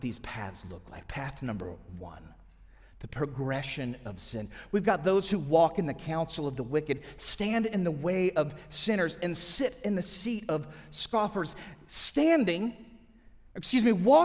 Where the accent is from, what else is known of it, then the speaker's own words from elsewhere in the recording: St. Louis, Missouri, United States; now in Atlanta, United States; My wife and I grew up in St. Louis